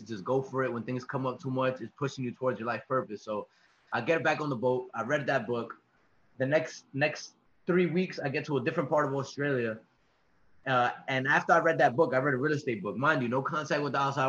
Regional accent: New York City, New York, United States; moved away; I'm from New York City. I'm actually here right now

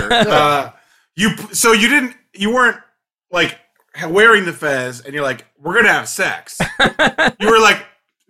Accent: Cedar Rapids, Iowa, United States; I grew up in Cedar Rapids, Iowa, which is the most suburban, like, thing you could ever be.

